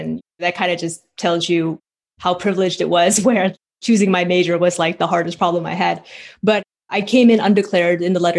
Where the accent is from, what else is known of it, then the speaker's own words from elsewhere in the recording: Portland, Oregon, United States; So I grew up in Portland, Oregon. My parents came from Vietnam. They came as refugees after the war in 75.